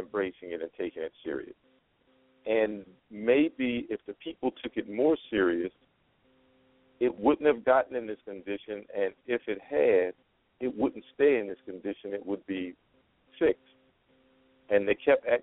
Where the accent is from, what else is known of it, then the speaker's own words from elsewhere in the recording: New York, United States; accent: New York; now in Las Vegas, United States; my New York accent